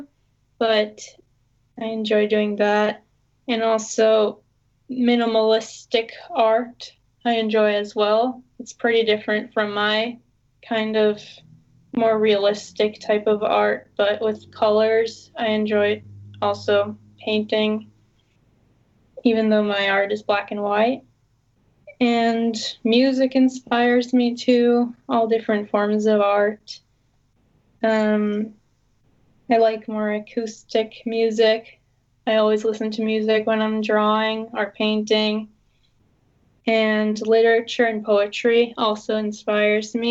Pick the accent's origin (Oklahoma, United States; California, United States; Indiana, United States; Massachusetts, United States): Massachusetts, United States; Boston; I'm from Boston.